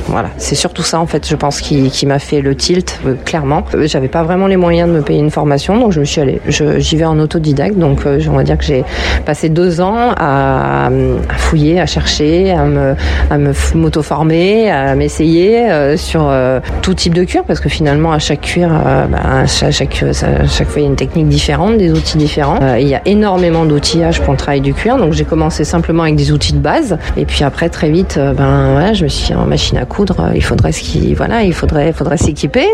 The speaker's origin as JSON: {"language": "French", "town": "Villeurbanne", "region": "Auvergne-Rhône-Alpes", "country": "France", "tie": "born or raised there"}